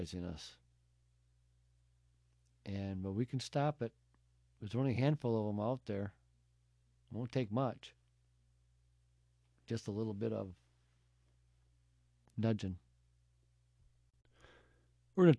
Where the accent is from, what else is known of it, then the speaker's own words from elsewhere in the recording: United States; we're American people